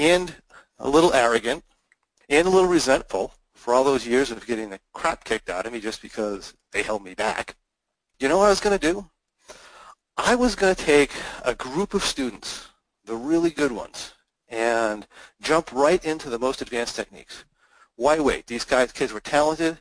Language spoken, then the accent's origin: English; United States; as an American